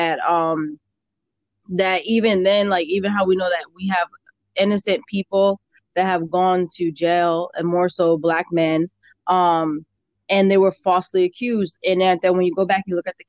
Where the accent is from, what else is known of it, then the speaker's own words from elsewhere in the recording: Hartford, Connecticut, United States; I grew up in Hartford